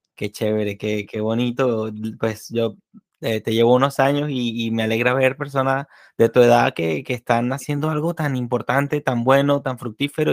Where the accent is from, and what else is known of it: Venezuela; moved away